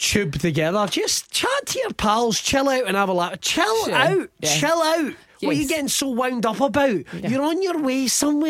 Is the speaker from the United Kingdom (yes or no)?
yes; Scotland, United Kingdom; We talk in a broken Italian accent, despite the fact we're both from Scotland.